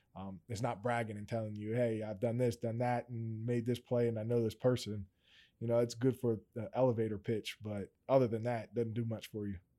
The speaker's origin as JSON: {"language": "English", "area": "Steelton", "region": "Pennsylvania", "country": "United States", "said": "I'm originally from Stilton. Um, if anybody kinda knows about that small town"}